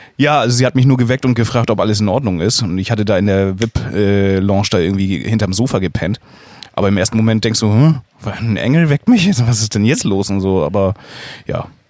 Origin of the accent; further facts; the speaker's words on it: Schleswig-Holstein, Germany; bei uns in Schleswig-Holstein